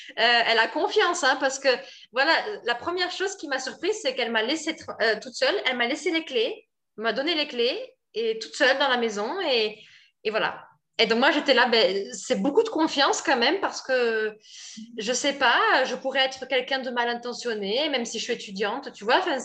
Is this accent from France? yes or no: yes; France; moved away as an adult; now in Brazil; je suis française